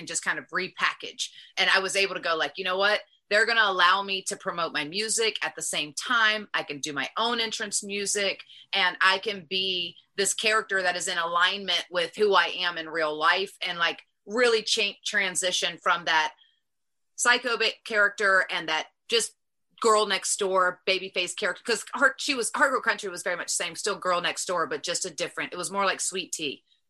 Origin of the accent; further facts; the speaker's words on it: the South, United States; accent: Southern; one of my blockages at that point was my Southern accent. So I literally had to like learn how to speak without my accent.